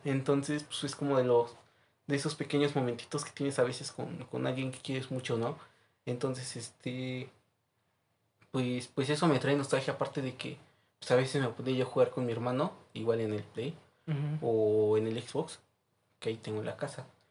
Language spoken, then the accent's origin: Spanish; Orizaba, Veracruz, Mexico; now in Puebla, Mexico; soy de allá, de Orizaba, Veracruz también